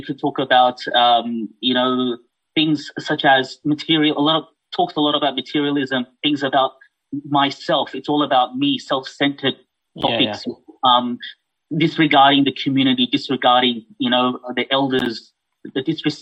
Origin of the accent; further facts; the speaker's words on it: Australia; also born or lived in Fiji / Malaysia; I was born in Fiji, but raised here in Australia